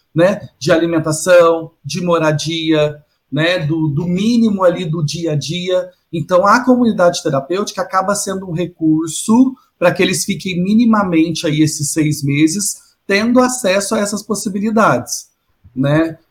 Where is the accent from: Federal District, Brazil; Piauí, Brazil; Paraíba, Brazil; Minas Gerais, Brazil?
Minas Gerais, Brazil; now in São Paulo, Brazil; eu que venho de Minas, né? Não sou de, de São Paulo. Quando eu vim para São Paulo